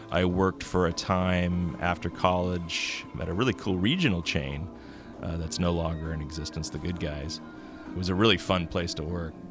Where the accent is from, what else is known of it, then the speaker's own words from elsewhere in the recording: the Bay Area, California, United States; moved away as an adult; now in Humboldt County, United States; I grew up in the Bay Area, um, and I came up to do my undergraduate work at uh, the local university, Humboldt State University